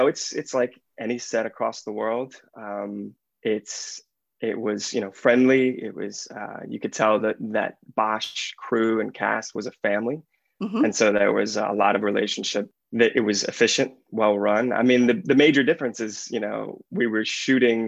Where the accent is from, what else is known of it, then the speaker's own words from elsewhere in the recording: Lafayette, Louisiana, United States; I'm from Lafayette, Louisiana